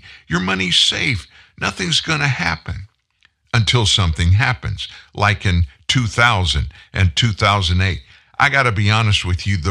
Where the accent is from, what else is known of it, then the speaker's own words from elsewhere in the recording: United States; I'm American